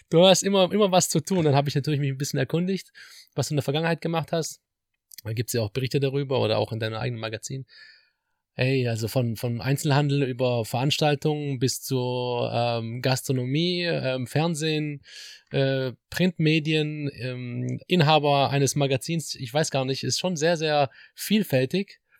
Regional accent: Metzingen, Baden-Württemberg, Germany; also born or lived in Gostivar, North Macedonia / Hamburg; Metzingen ist meine City. Da bin ich aufgewachsen

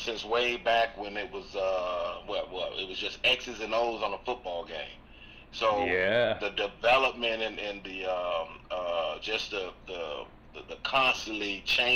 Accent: Florida, United States; growing up in Florida

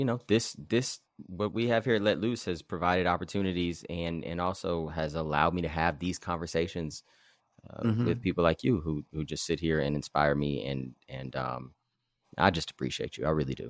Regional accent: Los Angeles, California, United States; now in Santa Barbara, United States; I was being from Los Angeles, being from Black River Hills area, and then moving to Santa Barbara.

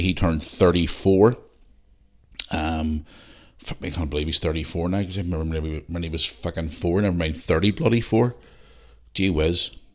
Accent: Belfast, Northern Ireland, United Kingdom; now in Bangor, United Kingdom; I'm from Belfast

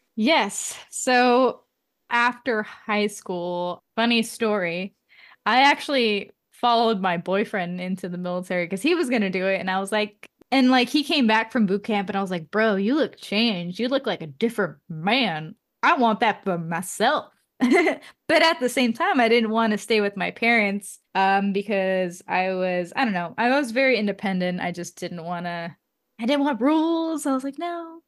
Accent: Oakland, California, United States; moved away as an adult; also born or lived in San Francisco; now in Seattle, United States; I was born in Oakland, and I say I'm from Oakland just because I went to school in Oakland for a portion of my life

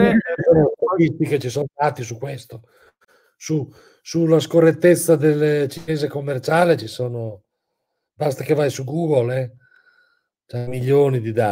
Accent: Bologna, Emilia-Romagna, Italy; Ah, sono di Bologna.

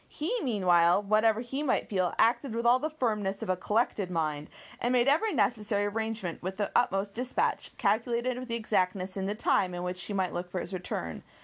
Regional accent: the American West, United States; I grew up in the West and Pony Express was really big

